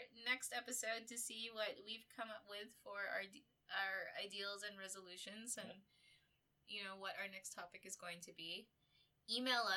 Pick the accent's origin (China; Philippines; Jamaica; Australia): Philippines; moved away; my home country, Philippines